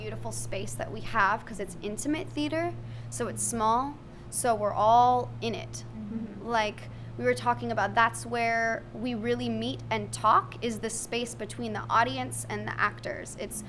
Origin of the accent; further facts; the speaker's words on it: Texas, United States; I'm from Texas, period.